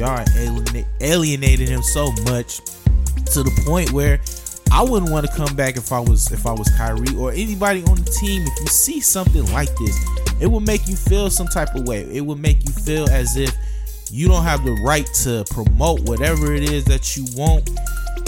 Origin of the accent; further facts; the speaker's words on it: Detroit, Michigan, United States; my hometown Detroit